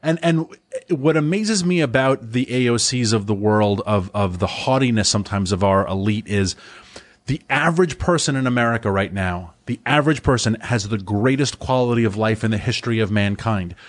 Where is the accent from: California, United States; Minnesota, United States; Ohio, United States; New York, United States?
New York, United States; New York City; moved away as an adult; also born or lived in Washington, D.C.; I, I grew up in Rockaway